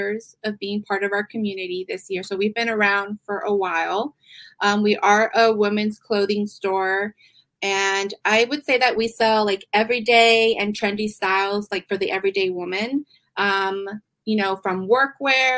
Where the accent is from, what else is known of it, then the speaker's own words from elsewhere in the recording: San Diego, California, United States; I am originally from San Diego, and I've always been in retail